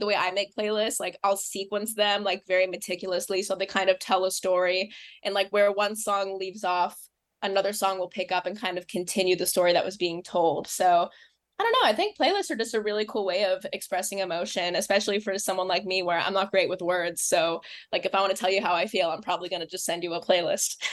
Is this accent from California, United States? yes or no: yes; Los Angeles, California, United States; now in New York, United States; I'm from Los Angeles, California. I live in New York now